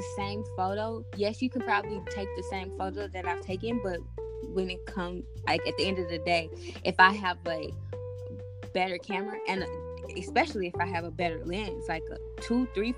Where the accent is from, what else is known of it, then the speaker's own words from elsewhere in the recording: St. Louis, Missouri, United States; I'm from St. Louis, Missouri